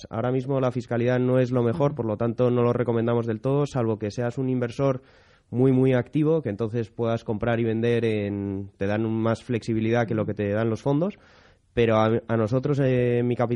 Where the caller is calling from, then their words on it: Madrid, Community of Madrid, Spain; Hola, buenos días. … de Madrid.